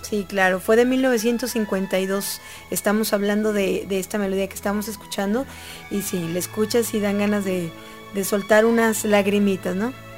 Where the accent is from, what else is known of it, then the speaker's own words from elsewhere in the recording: Mexico; ¿Cómo somos los mexicanos de tremendos?